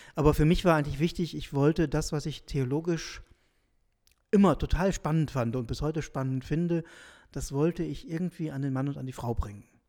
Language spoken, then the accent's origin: German; South Oldenburg, Lower Saxony, Germany; moved away as an adult; also born or lived in Münster, Germany; now in St. Gallen, Switzerland; ich komme aus Norddeutschland, Nordwestdeutschland, der, aus der Region Südoldenburg